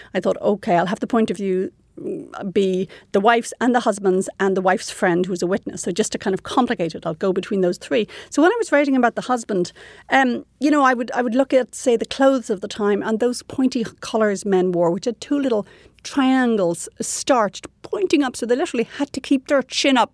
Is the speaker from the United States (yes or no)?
no; Ireland; moved away as an adult; now in Canada; I was raised quite prudishly in Ireland